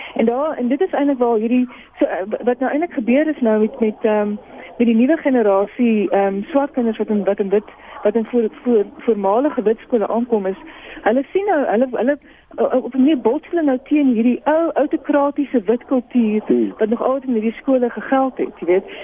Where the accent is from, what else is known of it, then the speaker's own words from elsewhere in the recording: Boksburg, Gauteng, South Africa; ek het groot geword in in Boksburg